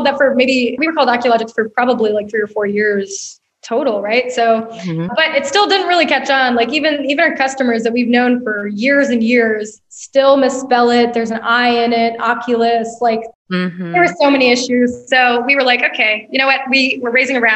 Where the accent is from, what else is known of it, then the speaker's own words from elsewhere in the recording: Atlanta, Georgia, United States; moved away as an adult; now in Bentonville, United States; I'm from Atlanta, and my heart, you know, obviously there's a huge part of me that's still an Atlantan. My family still lives there